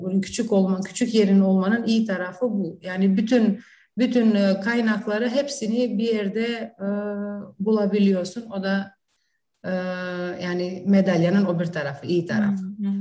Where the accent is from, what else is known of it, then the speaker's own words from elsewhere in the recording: Prizren, Kosovo; Turkish is a second language; also born or lived in North Macedonia; now in Kičevo, North Macedonia; Kosova'da doğum, Prizren'de doğmuşum. Hı-hı. Kuzey Makedonya'da yaşıyorum. Arnavut'um. Ee, aynı zamanda işte Türkçe, Makedonca, Arnavutça konuştuğumuz bir ortamda büyüdük